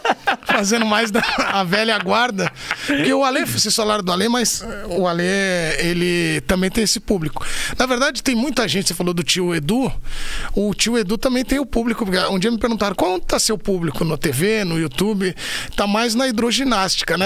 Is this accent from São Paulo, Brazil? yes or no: yes; São Paulo, Brazil; eu nasci em São Paulo, né? Aqui na, eu nasci na Vila Maria, na Zona Norte. E eu fiquei lá até uns 4, 5, 6 anos, 5, 6 anos, na verdade, porque aí eu mudei pro Ipiranga, onde eu fiquei a vida toda quase